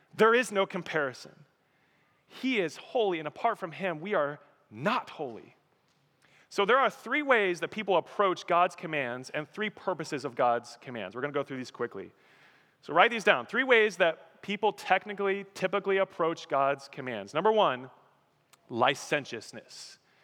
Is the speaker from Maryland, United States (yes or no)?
no; Colorado, United States; moved away; I'm from Colorado, I miss mountains